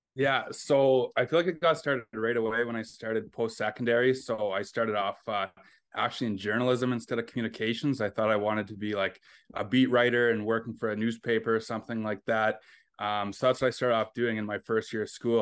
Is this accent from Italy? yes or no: no; Fort Frances, Ontario, Canada; also born or lived in Ottawa / Moncton; now in Winnipeg, Canada; I grew up in Fort Francis, Ontario.